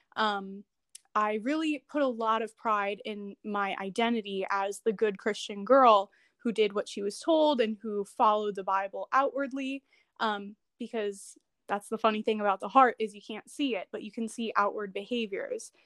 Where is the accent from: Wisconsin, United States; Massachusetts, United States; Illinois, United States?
Illinois, United States; Chicago; also born or lived in San Jose, California / Nevada; now in Washington, D.C., United States; I am originally from Chicago, but I moved around a little bit